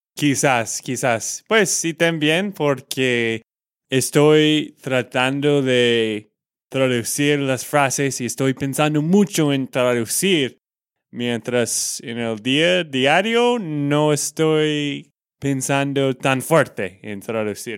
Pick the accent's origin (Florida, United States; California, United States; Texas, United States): Texas, United States; de Texas, Estados Unidos